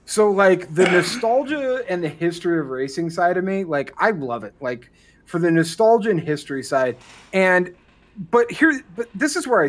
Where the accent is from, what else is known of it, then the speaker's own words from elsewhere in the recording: Milwaukee, Wisconsin, United States; I grew up outside of Milwaukee, Wisconsin